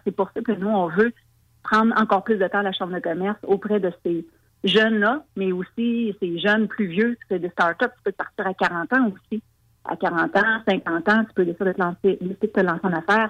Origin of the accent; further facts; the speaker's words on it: Lévis, Quebec, Canada; chez nous à Lévis